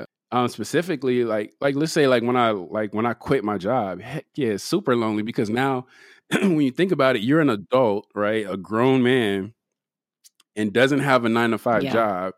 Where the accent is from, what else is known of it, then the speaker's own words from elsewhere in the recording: Compton, California, United States; also born or lived in Pasadena / Carson; So I'm from Compton, but you know, I'm also from Pasadena. I'm also from Carson.